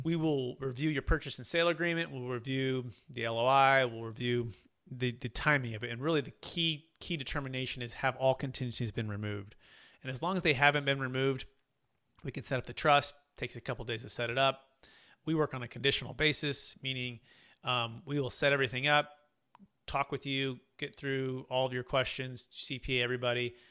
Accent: the Bay Area, Sacramento, Northern California, United States; I grew up in Northern California, the Bay Area, in Sacramento

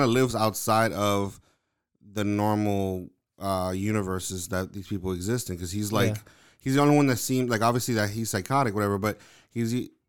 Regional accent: United Kingdom; I'm British. I'm British funny.

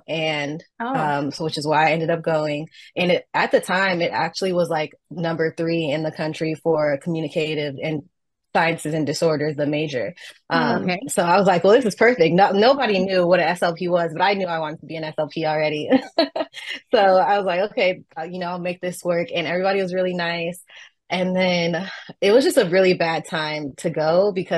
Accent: Southern California, United States; I'm from Southern California. I'm from the West Coast as well.

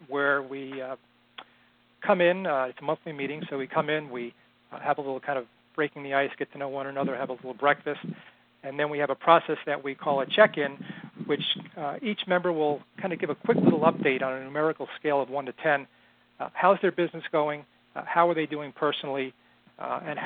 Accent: outside of New York City, United States; now in Boston, United States; I was born and raised in outside of New York City and currently live in Boston

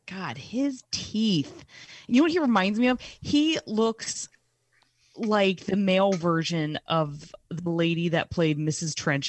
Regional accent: Keedysville, Maryland, United States; I grew up in Keedysville, Maryland

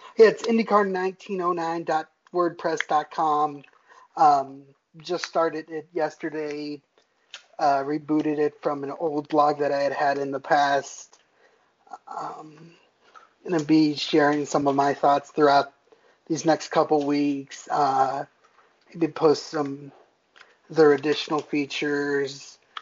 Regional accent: Bethlehem, Pennsylvania, United States; I was born in Bethlehem, Pennsylvania, um, near Nazareth Speedway

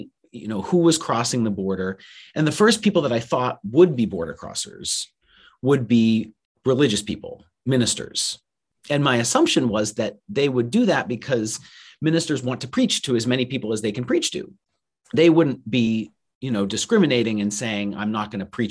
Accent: Farmington, Maine, United States; I'm from Maine originally, so I'm from Farmington, Maine

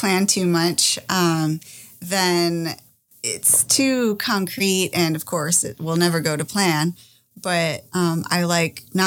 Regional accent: United States; my home country

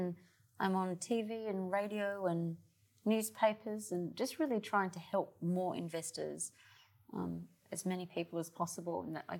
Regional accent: Australia; I'm from Australia.

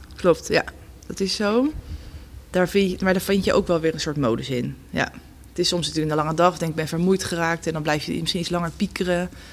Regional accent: Gouda, South Holland, Netherlands; also born or lived in Leiden; geboren en getogen in Gouda.

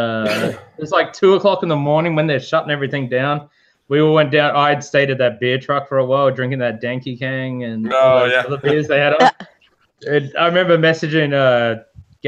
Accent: Australia

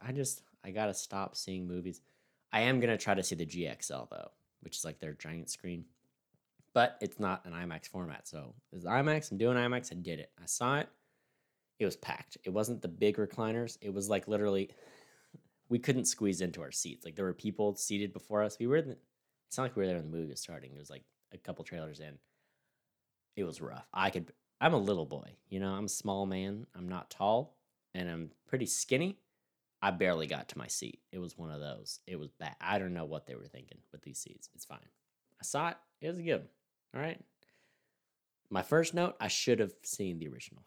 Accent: Mojave Desert, California, United States; moved away as an adult; now in Missouri, United States; I grew up in the danger zone of Mojave Desert

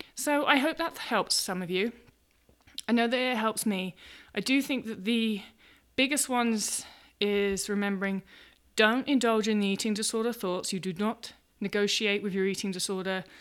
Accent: England, United Kingdom; moved away as an adult; now in United States; I'm, I'm English, I'm living in America

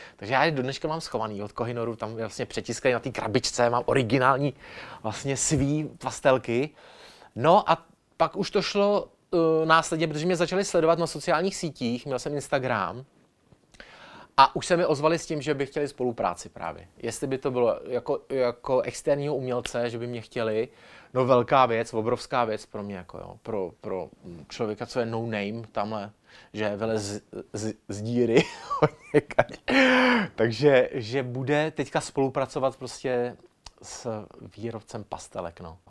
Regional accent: Ostrava, Moravian-Silesian Region, Czechia; jako Ostravák

